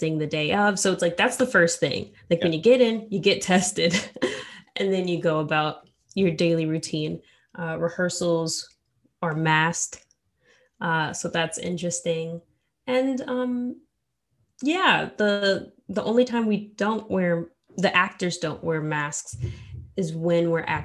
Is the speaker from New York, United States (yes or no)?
yes; New York City, New York, United States; growing up in New York